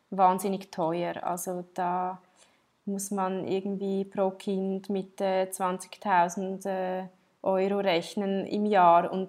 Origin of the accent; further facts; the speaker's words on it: Switzerland; Aber ja, ich, ich, bin, ich bin in der Schweiz aufgewachsen.